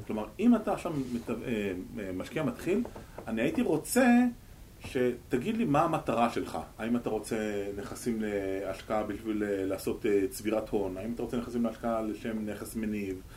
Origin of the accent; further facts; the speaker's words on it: Israel; אני ישראלי